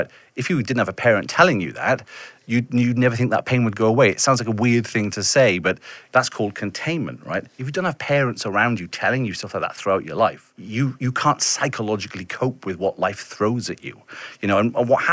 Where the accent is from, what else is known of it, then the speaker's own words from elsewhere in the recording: Welsh town, Wales, United Kingdom; my experience growing up in a very white Welsh town